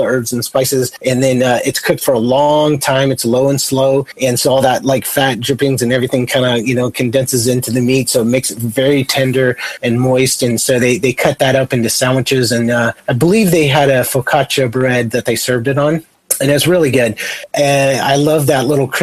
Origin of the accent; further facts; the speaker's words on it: Santa Barbara, California, United States; Santa Barbara, my hometown